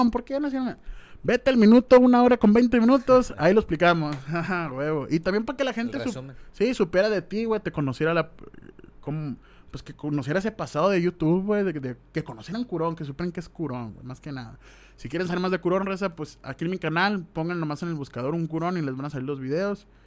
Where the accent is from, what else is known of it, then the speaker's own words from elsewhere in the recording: Mexico; Soy mexicano con tremendo flow.